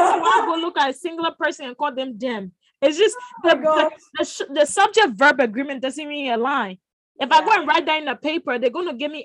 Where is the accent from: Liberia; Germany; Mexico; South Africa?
Liberia; being a Liberian